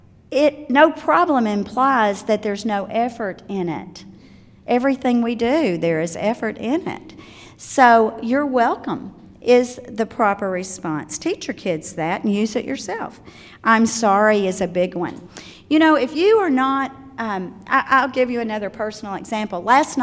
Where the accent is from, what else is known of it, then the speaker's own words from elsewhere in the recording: the South, United States; I'm from the South. We either don't finish our words or we put extra syllables in them.